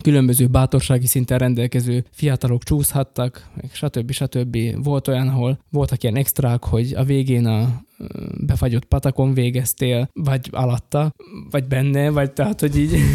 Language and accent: Hungarian; Rimavská Sobota, Banská Bystrica Region, Slovakia; én ott a lakótelepen nőttem fel